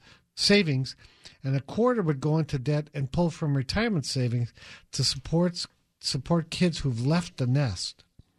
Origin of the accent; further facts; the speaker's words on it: Wisconsin, United States; His wife is from Indiana. We're from Wisconsin.